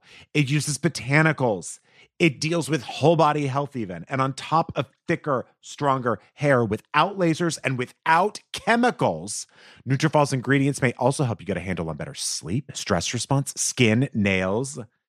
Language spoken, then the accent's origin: English; Texas, United States; Insurance. Because yeah. I'm from Texas. That's right.